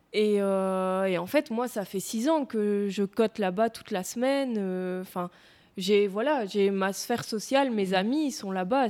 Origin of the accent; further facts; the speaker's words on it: Tournai, Wallonia, Belgium; moved away as an adult; now in Louvain-la-Neuve, Belgium; j'ai vécu là et que j'ai connu que ça pendant mon enfance